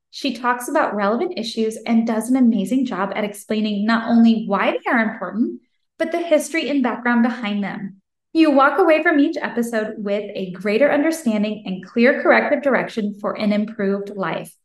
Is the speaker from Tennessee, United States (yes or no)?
yes; Franklin, Tennessee, United States; my hometown of Franklin, Tennessee